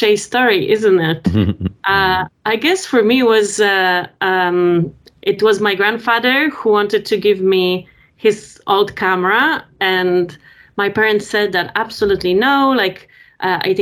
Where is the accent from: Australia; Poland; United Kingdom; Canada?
Poland; moved away; also born or lived in France; I'm from Poland originally.